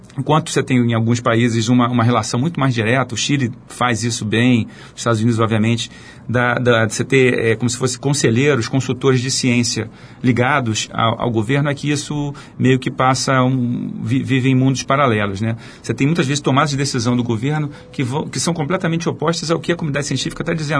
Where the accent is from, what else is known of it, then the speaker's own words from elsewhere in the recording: Rio de Janeiro, Brazil; eu nasci no, no Rio, nasci na, fui criado na Zona Norte, entre Andaraí e Tijuca